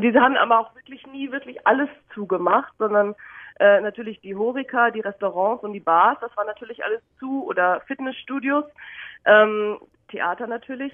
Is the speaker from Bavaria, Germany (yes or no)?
yes; Munich, Bavaria, Germany; moved away; also born or lived in London / Netherlands; Ich bin in meiner Heimat München